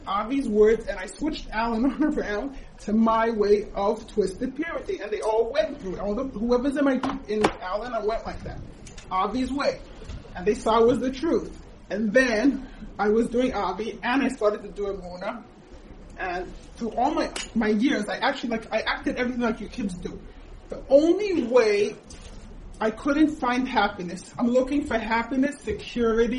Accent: Israel; also born or lived in United States; I moved when I was 7 years old to Israel

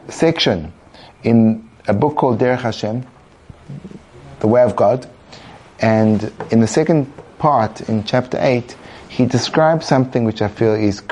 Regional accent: England, United Kingdom; I come from England

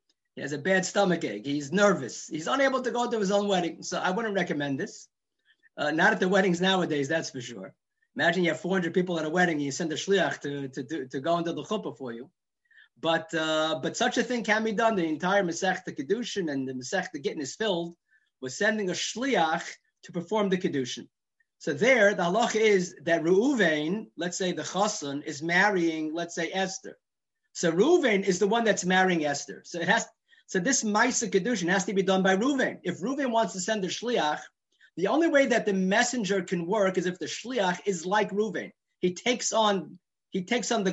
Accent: New York City, New York, United States; growing up in Borough Park

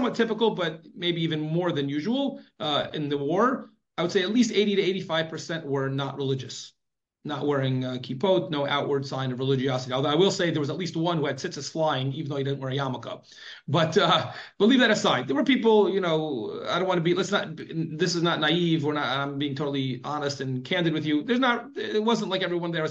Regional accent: United States; now in Israel; growing up in America

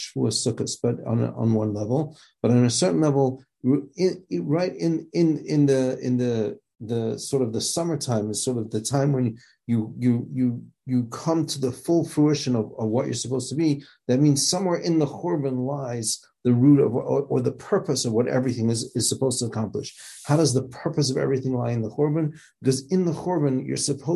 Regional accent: South Africa; moved away; growing up in South Africa

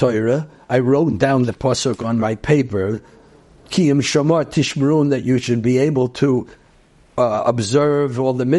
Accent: New York City, New York, United States; also born or lived in Brooklyn; I grew up actually in Queens

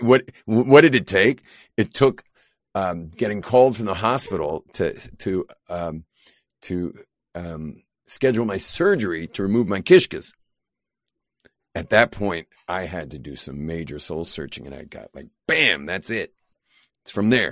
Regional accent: Los Angeles, California, United States; now in Israel; I grew up in Los Angeles.

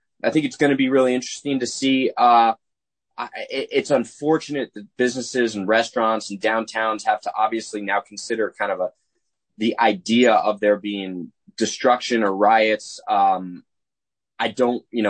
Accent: New Jersey, United States; moved away; I'm originally from Jersey

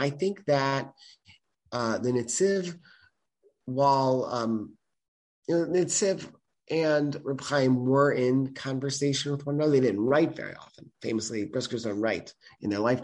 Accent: United States; I am an American, I am Jewish, and I am a historian

